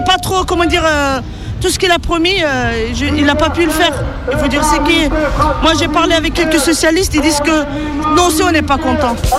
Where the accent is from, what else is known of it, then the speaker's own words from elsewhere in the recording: Turkey; also born or lived in Kurdistan (ancestry); now in Lyon, France; nous, on vient de la Turquie, on est turc. C'est une minorité donc, euh, qui vit à Lyon